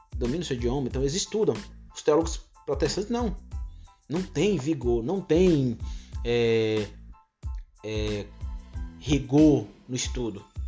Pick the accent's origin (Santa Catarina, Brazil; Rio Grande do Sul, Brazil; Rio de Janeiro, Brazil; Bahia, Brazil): Bahia, Brazil; Vitória da Conquista; eu sou de Conquista, moro em Conquista